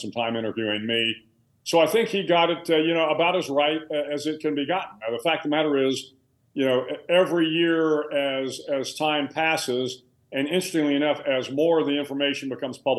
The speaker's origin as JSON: {"language": "English", "town": "San Antonio", "region": "Texas", "country": "United States", "tie": "born or raised there", "lives_now": "Austin, United States", "said": "I grew up in San Antonio, Texas"}